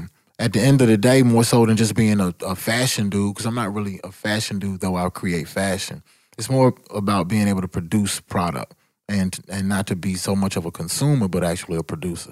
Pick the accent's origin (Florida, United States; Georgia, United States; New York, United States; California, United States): Georgia, United States; Atlanta; only thing I had to do was say I'm from Atlanta, and people were just so interested in knowing what was going on, as opposed to probably in middle school, you were like, I'm from Atlanta